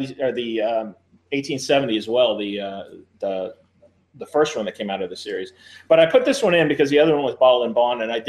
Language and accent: English; Louisville, Kentucky, United States; I grew up here in Louisville, Kentucky.